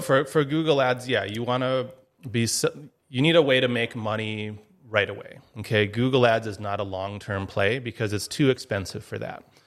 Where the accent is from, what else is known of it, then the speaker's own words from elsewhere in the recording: Duluth, Minnesota, United States; moved away as an adult; also born or lived in Eau Claire, Wisconsin; now in Grand Forks, United States; I grew up in Duluth, Minnesota